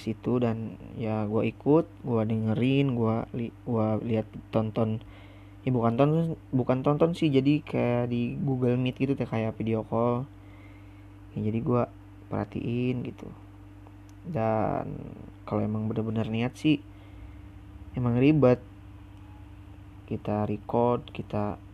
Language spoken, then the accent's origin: Indonesian; West Java, Indonesia; accent: Sunda kasar; Indonesian is a second language; awal perkenalan gue juga masih kaku ngomong bahasa Indonesia soalnya gue juga orang Sunda kan Sundanya Sunda kasar lagi